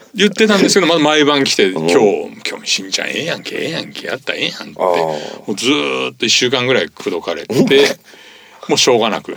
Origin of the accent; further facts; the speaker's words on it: Kyushu, Japan; moved away as an adult; now in Tokyo, Japan; もともとは僕は九州なんですけど、うん、大学でこっちに来て